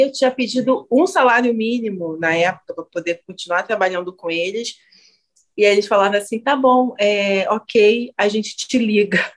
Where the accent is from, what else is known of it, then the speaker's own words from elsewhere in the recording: Brazil; não é que eu vim para cá, eu nasci nesse maldito, maldito